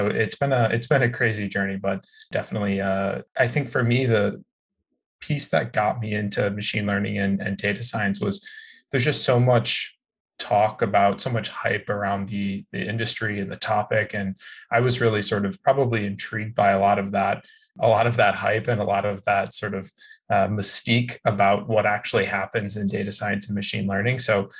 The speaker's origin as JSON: {"language": "English", "town": "Chicago", "region": "Illinois", "country": "United States", "moved": "as an adult", "lives_now": "California, United States", "said": "I moved to California from Chicago to go to community college actually."}